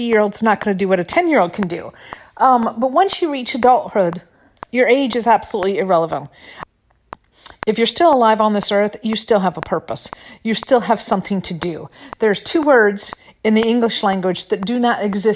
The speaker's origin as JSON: {"language": "English", "region": "Michigan", "country": "United States", "also_born_or_lived": "California", "moved": "yes", "lives_now": "Florida, United States", "said": "I'm in Florida now. You know, I'm from Michigan."}